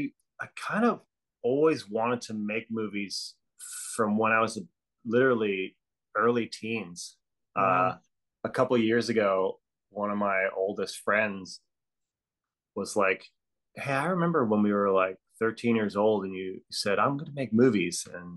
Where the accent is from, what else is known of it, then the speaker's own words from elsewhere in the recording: Hawaii, United States; also born or lived in Australia; But, I grew up in Hawaii and Australia. And then when I came back to America, I came back to the, you know, the mainland, and I moved to New York.